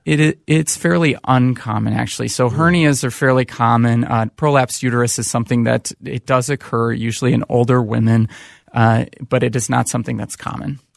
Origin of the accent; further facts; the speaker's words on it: Saint Paul, Minnesota, United States; also born or lived in Chicago area / Bay Area; born and raised in Saint Paul, Minnesota